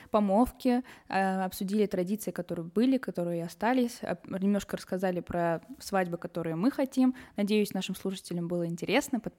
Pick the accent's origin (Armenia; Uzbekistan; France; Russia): Armenia; Yerevan; я из Еревана